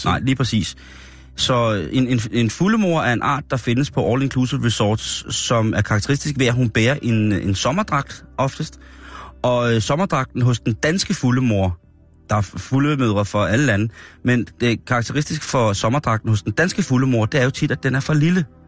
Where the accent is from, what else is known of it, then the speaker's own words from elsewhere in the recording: Denmark; Så forklarer jeg bare dansker